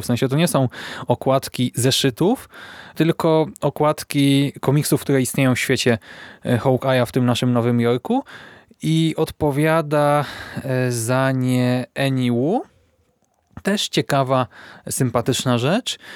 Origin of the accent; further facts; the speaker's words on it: Poland; my, polscy czytelnicy